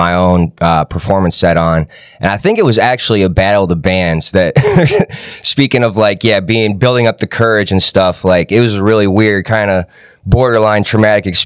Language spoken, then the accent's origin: English; Ann Arbor, Michigan, United States; also born or lived in Kokomo, Indiana / Naperville, Illinois / Pennsylvania; now in Detroit, United States; I grew up in Ann Arbor, Michigan. I've been living out here in Detroit for almost 4 years now